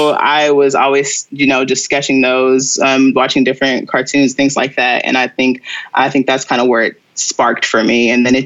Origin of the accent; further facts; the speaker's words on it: Cincinnati, Ohio, United States; growing up in Cincinnati was great. I feel like it's one of those smaller cities that can feel big when you want it to.